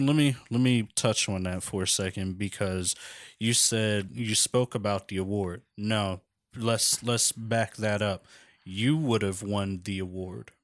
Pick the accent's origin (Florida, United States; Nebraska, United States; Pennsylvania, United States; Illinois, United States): Pennsylvania, United States; Philadelphia; born and raised in Philadelphia, Pennsylvania